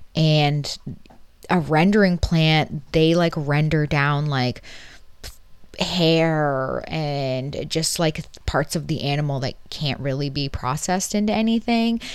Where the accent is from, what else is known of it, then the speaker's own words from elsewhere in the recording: Canada; being Canadian